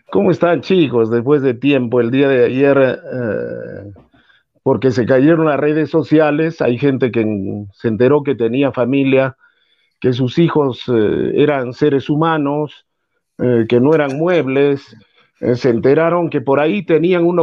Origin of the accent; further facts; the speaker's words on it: Peru; Pero como somos peruanos